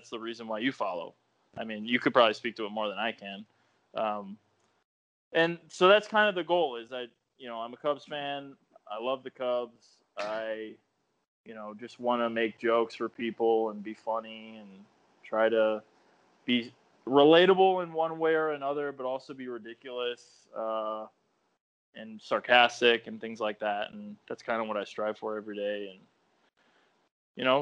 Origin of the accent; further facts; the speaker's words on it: Chicago, Illinois, United States; also born or lived in East Coast; I'm from the Chicago area. I don't live far from the field. And I've always grown up in this area.